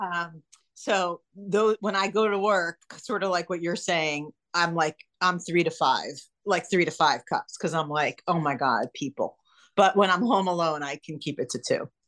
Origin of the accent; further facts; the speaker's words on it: New York, United States; moved away as an adult; now in California, United States; I'm a New Yorker and I moved out here for my husband